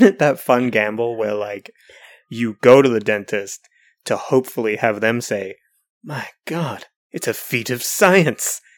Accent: New Zealand; as a New Zealander

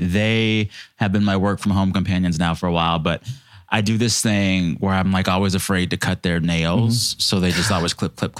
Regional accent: Seguin, Texas, United States; moved away as an adult; also born or lived in New Braunfels, Texas / San Antonio, Texas; now in Los Angeles, United States; I grew up around San Antonio. So I was born in New Braunfels. And I spent probably my first 10 or 11 years in this town called Seguin, Texas.

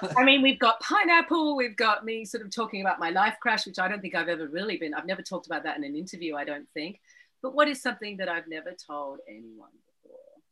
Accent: Australia; I'm going to be treated like an American actor, not as an Australian

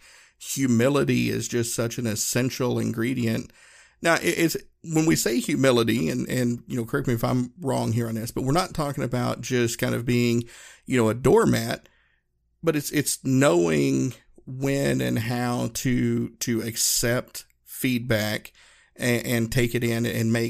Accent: the South, United States; I grew up in the South. We said y'all and folks, and it was very kind of informal.

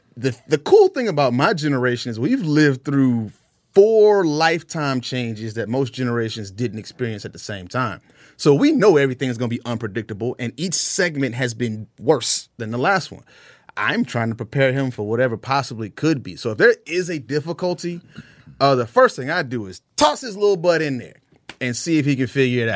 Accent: Jacksonville, Florida, United States; now in Atlanta, United States; we grew up in inner city of Jacksonville, northwest side of Jacksonville

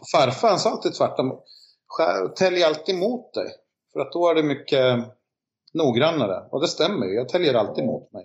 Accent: Finland; now in Sweden; jag är ju finne

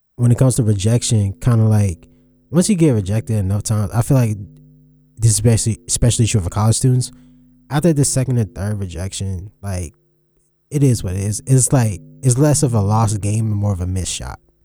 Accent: New York City, New York, United States; I was born in Brooklyn

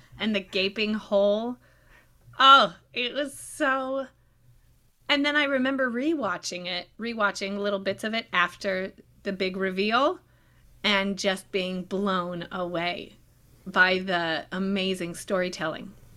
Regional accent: Israel; I was born in Israel

